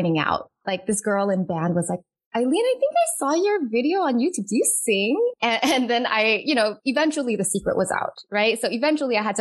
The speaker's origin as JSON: {"language": "English", "country": "United States", "said": "So growing up Asian American household, I am Chinese American."}